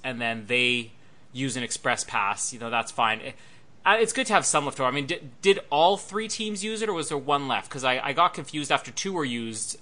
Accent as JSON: {"language": "English", "country": "Canada", "said": "being Canadian"}